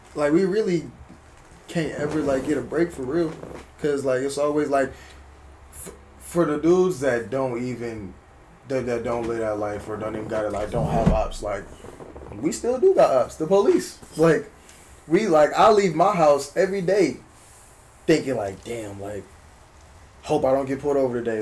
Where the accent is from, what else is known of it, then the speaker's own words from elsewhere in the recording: Berkeley, California, United States; I'm from Berkeley. I'm from South Berkeley